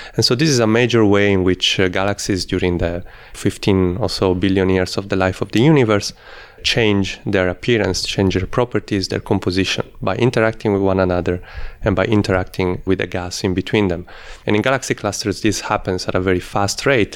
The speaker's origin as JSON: {"language": "English", "country": "Italy", "also_born_or_lived": "Netherlands / Australia", "moved": "as an adult", "said": "I'm originally from Italy, though I did part of my studies in the Netherlands, and I worked in Australia"}